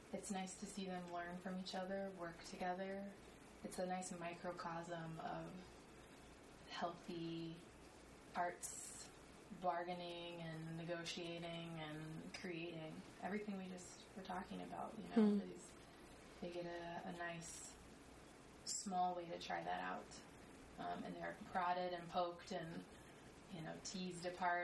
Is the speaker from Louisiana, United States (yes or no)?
yes; New Orleans, Louisiana, United States; moved away as an adult; now in New York City, United States; I'm from New Orleans